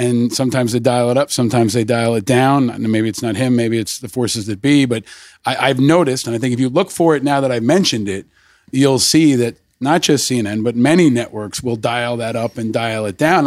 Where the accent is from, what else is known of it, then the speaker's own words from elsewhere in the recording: Peekskill, New York, United States; I grew up in, just outside of Peekskill, upstate New York.